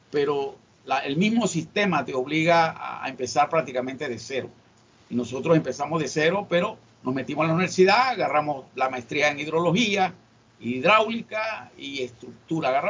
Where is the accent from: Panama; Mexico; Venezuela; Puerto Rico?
Panama; David, Chiriquí; also born or lived in Volcán; Eh, un hogar conformado en David, yo soy este, oriundo de David, nací en David. Este, nosotros crecimos en David, a pesar que mis padres tenían, por su cuestión de, de fincas, eh, prácticamente también nos crecimos en Volcán